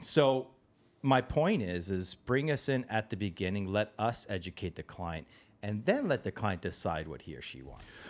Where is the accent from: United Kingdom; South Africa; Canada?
Canada; Toronto, Ontario; a place nearby where I grew up in Toronto.